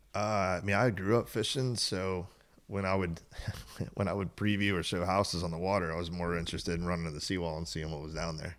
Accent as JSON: {"language": "English", "town": "Tierra Verde", "region": "Florida", "country": "United States", "tie": "born or raised there", "said": "I was born and raised on Tierra Verde."}